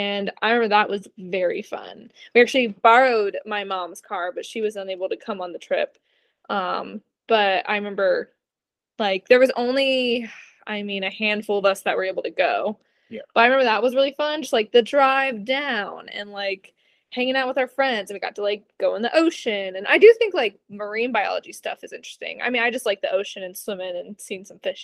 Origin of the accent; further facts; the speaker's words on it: Florida, United States; moved away; I grew up in Florida